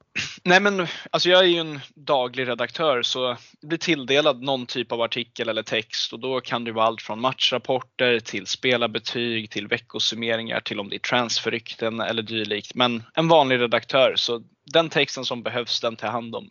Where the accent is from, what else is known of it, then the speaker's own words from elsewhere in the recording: Stockholm, Stockholm County, Sweden; jag är 21 år gammal och kommer från Stockholm